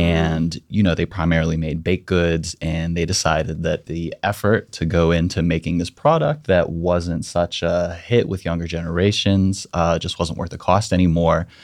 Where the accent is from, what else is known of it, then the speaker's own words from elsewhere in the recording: Mon Valley, Pennsylvania, United States; I grew up in the Mon Valley